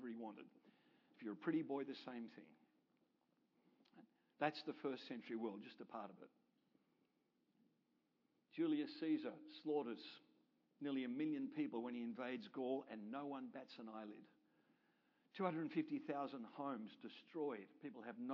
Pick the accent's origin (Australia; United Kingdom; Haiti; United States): Australia; now in Canada; I'm an Australian and I live in Canada.